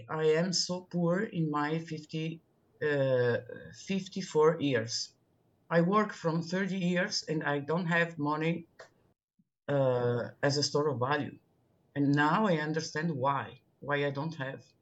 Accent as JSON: {"language": "English", "town": "Milan", "region": "Lombardy", "country": "Italy", "second_language": "English", "said": "I'm Italian and I'm speaking from Milano"}